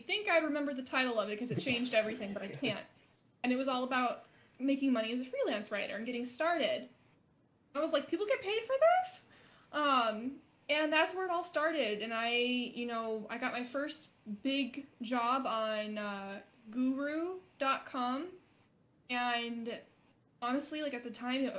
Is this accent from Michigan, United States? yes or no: yes; Michigan, United States; moved away as an adult; now in Las Vegas, United States; I'm initially from Michigan, but I've been living in Las Vegas for the past 11 years